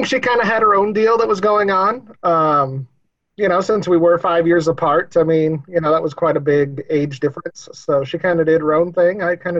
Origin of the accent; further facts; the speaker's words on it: Cody, Wyoming, United States; also born or lived in Buffalo, Wyoming / Holbrook; Cody, Wyoming, and then I moved to Buffalo in between my sophomore and junior year. So I lived in Cody till I was 16 and then moved to Buffalo, Wyoming.